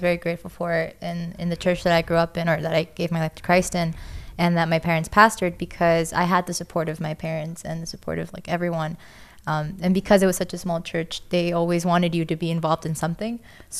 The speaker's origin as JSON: {"language": "English", "country": "Costa Rica", "said": "Then we moved back to my home country of Costa Rica, and they became pastors there."}